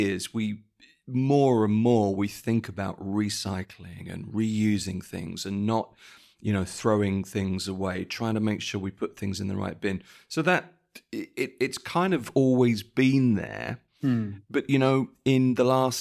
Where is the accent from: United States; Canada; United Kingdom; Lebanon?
United Kingdom; when I was a child, I grew up in Britain